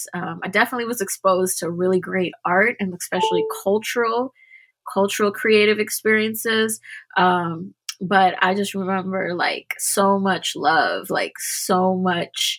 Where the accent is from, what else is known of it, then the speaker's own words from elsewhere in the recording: Washington, District of Columbia, United States; I'm from Washington, D.C. originally